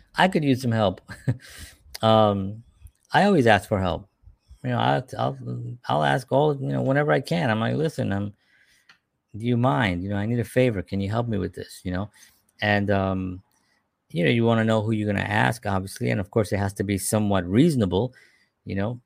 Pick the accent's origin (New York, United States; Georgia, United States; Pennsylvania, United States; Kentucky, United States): New York, United States; New York City; born and raised in the South Bronx during the fires of the seventies